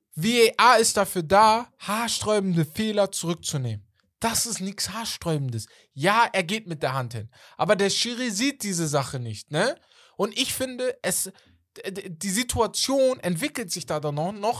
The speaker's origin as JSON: {"language": "German", "country": "Germany", "said": "Ich komme aus Deutschland"}